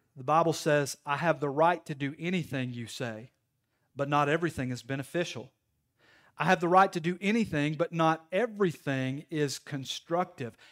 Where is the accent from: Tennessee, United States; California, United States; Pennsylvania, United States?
Tennessee, United States; Knoxville; I'm from Knoxville. I grew up in the inner city